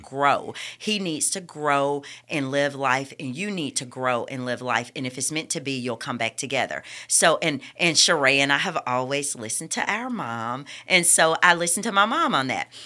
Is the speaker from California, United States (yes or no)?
no; Bessemer, Alabama, United States; also born or lived in Birmingham; I grew up under Reverend Walker at New Bethlehem Missionary Baptist Church in Bessemer.